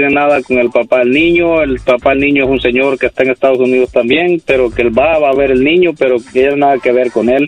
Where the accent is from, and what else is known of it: El Salvador; now in United States